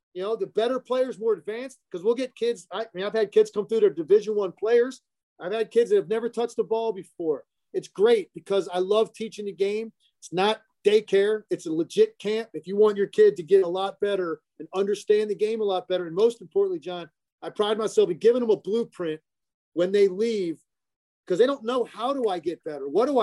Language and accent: English; Richmond, United States; now in Philadelphia, United States; I grew up in Richmond, went to LaSalle. I've been in this area ever since.